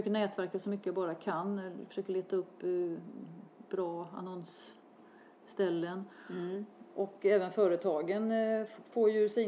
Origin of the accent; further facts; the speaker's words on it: Gothenburg, Västra Götaland, Sweden; Jag var göteborgare